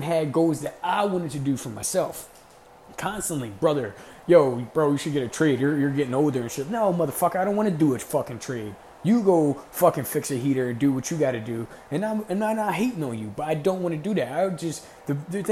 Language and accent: English; Camden, New Jersey, United States; I'm from Camden. There's no fucking dreams out Camden